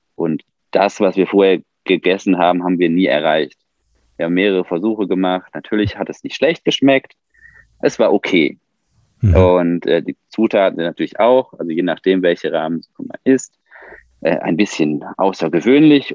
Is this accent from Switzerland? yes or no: no; Ruhr area, North Rhine-Westphalia, Germany; now in near Mannheim, Germany; wir kommen ja eigentlich aus dem Ruhrgebiet